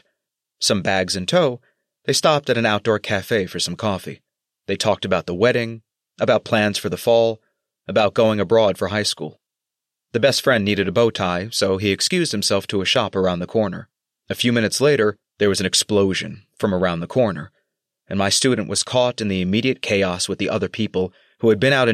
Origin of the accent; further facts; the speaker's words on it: United States; moved away as an adult; as an American born in the early 1980s